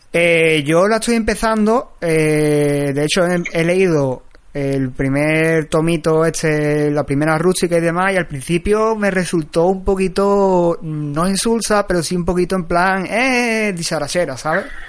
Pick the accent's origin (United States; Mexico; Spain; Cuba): Spain; a town in the province of Seville, Andalusia; yo soy de Sevilla, pero soy de un pueblo, no soy de la misma Sevilla, entonces por aquí eh, en mi pueblo no había librerías especializadas